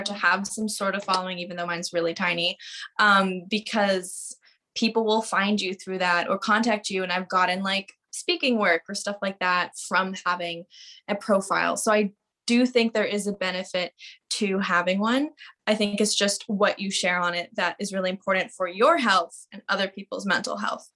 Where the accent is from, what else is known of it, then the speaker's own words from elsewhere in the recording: Victoria, British Columbia, Canada; I grew up in Victoria.